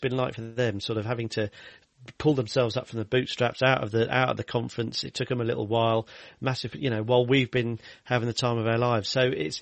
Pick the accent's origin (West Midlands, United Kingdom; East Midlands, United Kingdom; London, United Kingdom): West Midlands, United Kingdom; Kenilworth; also born or lived in Leamington Spa; I was born in Leamington Spa. I lived in Kenilworth for my formative years